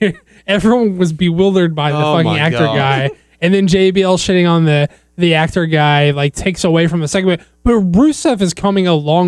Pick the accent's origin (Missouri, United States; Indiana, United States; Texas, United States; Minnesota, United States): Texas, United States; Southeast; We're from Southeast Texas, y'all.